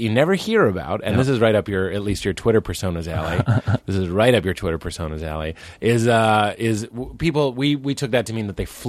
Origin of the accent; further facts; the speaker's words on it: Lexington, Massachusetts, United States; I grew up here.